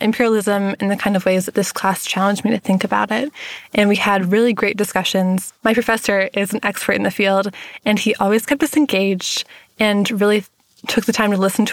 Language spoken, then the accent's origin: English; Brunswick, Maine, United States; moved away as an adult; now in Walla Walla, United States; I'm originally from Brunswick, Maine